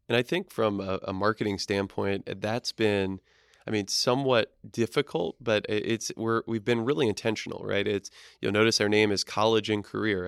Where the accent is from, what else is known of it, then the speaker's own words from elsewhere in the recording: East Coast, United States; moved away; I'm from the East Coast originally